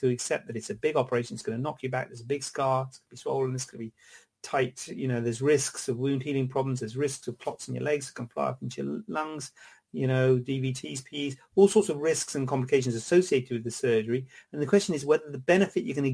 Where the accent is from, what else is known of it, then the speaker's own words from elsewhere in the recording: Cornwall, South West England, United Kingdom; also born or lived in London; now in Birmingham, United Kingdom; Born in London, and I was brought up in Cornwall